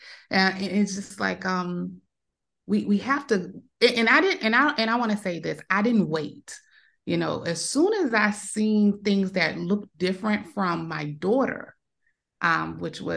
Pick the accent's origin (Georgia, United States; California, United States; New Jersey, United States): Georgia, United States; Savannah; I'm from Savannah, Georgia. It's like on the coast of Georgia.